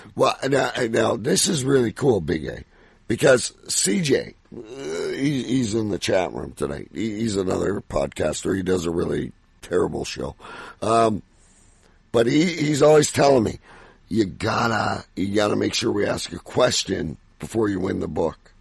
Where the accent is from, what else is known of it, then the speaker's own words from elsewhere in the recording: Canada; I'm Canadian